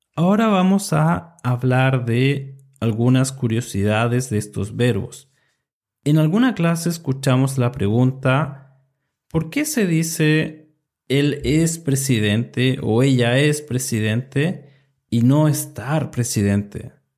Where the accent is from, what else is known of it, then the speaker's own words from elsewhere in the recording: Chile; soy de Chile y enseño español para estudiantes extranjeros